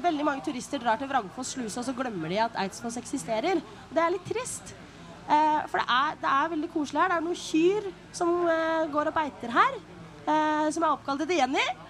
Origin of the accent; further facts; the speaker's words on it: Bø, Telemark, Norway; født og oppvokst her. Eh, i, I Bø, riktignok.